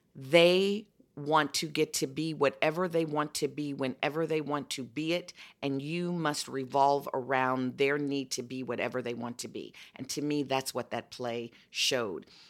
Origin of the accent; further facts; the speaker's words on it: Chicago, Illinois, United States; I'm from well. Chicago, and I had five generations under one roof